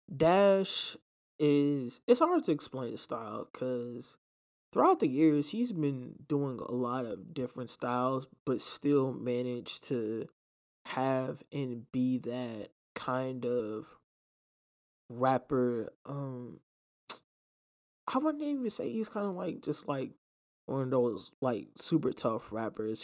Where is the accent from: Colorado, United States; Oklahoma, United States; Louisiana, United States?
Louisiana, United States; New Orleans; New Orleans, um, which is, you know, my hometown